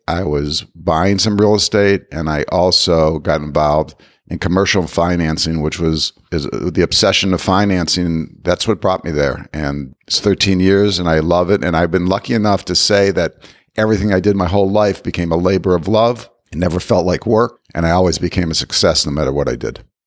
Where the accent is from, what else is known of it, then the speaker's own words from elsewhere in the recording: Ohio, United States; I grew up in Ohio